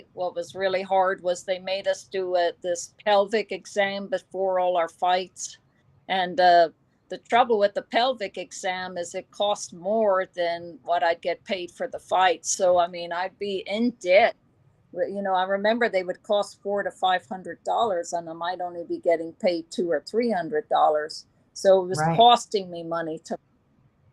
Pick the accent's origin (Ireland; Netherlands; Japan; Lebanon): Ireland; Drogheda, County Louth; moved away as an adult; also born or lived in United Kingdom / United States; my hometown in Drogheda, Ireland